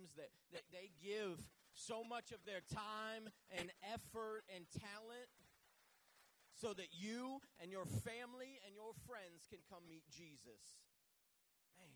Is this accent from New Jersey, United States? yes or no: no; Manchester, New Hampshire, United States; moved away as an adult; also born or lived in Southern United States; I grew up in Manchester, New Hampshire, but I live down south.